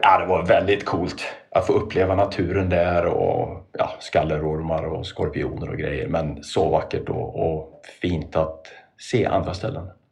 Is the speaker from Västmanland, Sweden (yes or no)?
no; Trollhättan, Västra Götaland, Sweden; När jag växte upp i Trollhättan